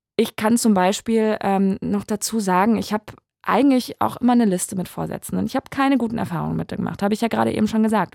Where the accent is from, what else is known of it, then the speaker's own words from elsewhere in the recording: Saarland, Germany; now in Berlin, Germany; Komm ja ursprünglich aus dem Saarland.